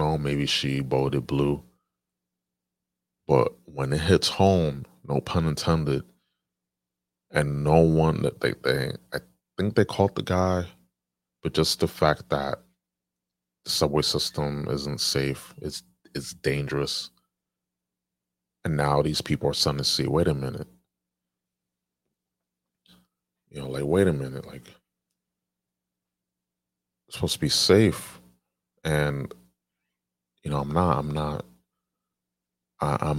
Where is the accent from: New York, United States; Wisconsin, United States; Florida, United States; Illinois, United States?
New York, United States; my home state, New York